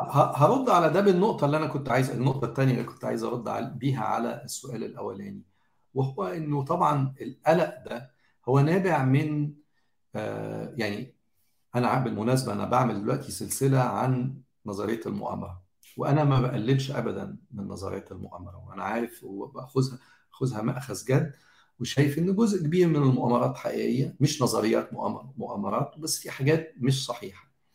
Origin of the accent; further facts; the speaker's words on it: Egypt; انا صحيح مصري